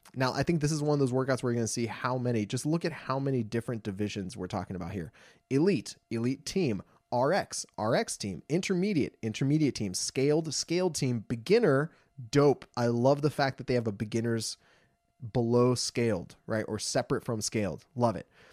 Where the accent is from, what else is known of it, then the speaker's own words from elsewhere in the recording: Los Angeles, California, United States; I'm from Los Angeles